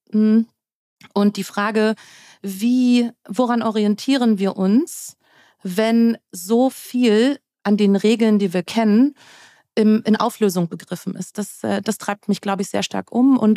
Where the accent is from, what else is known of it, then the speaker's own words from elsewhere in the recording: Germany; dass ich eben groß geworden bin äh, um die Wendezeit herum. Ich bin in der DDR geboren ähm, und bin im Vereinigten Deutschland aufgewachsen.